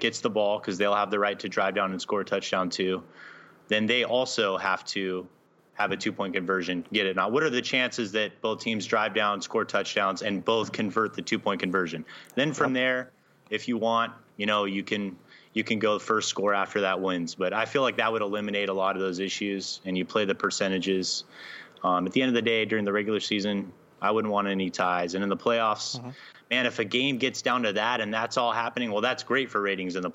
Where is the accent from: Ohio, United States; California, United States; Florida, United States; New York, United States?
California, United States; Southern; I'm from Southern California.